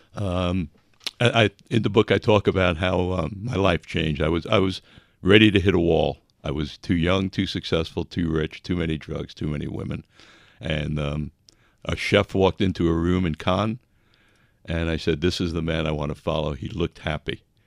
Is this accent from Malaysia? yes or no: no; Long Island, New York, United States; moved away as an adult; also born or lived in Buffalo, New York / California; I was raised in Long Island